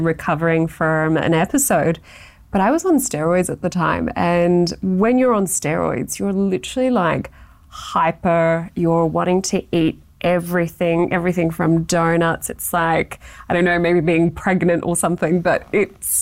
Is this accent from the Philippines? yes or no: no; Australia; being very Australian